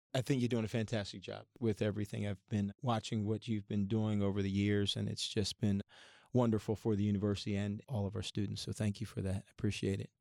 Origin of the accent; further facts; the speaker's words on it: Philadelphia area, Pennsylvania, United States; now in Ohio, United States; I grew up in the Philadelphia area, and I'm, when I moved to Ohio